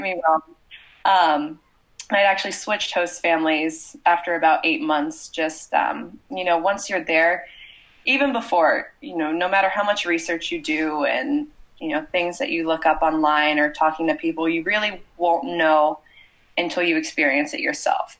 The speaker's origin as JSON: {"language": "English", "region": "Ohio", "country": "United States", "also_born_or_lived": "France", "moved": "as an adult", "said": "I'm from Ohio in the United States."}